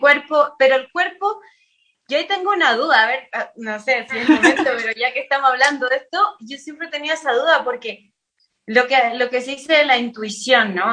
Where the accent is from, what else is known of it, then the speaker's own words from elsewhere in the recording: Chile; nací en Chile, eh, todos mis papás ya nacieron en Chile, pero todos mis ancestros son italianos